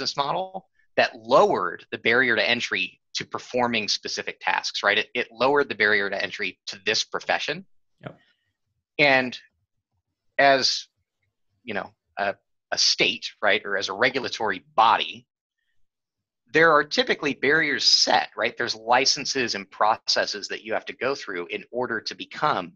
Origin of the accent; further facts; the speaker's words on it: California, United States; moved away; I grew up in California, most of my family's in California